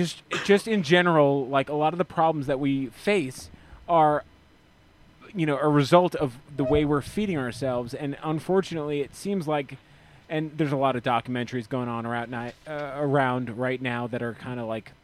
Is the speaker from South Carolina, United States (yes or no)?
yes; South Carolina, United States; I am from South Carolina.